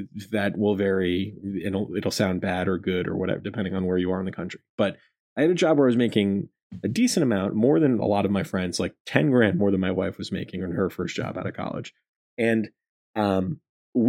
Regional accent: Rhode Island, United States; I grew up in Rhode Island

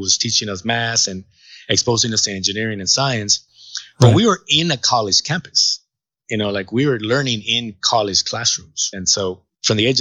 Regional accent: Los Angeles, California, United States; also born or lived in Jalisco, Mexico; To this day, I still rep Boyle Heights. You know, I am so proud to say that I'm from Boyle Heights.

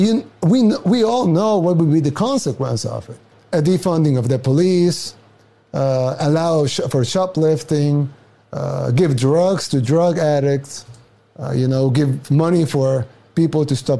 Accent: El Salvador; now in United States; I'm from El Salvador, a third world country in Central America.

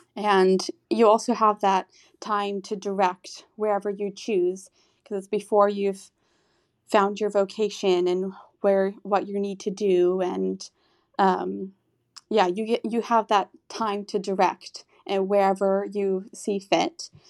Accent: Texas, United States; moved away as an adult; also born or lived in Austria; now in Rome, Italy; I'm from Texas, but I'm currently living in Rome right now

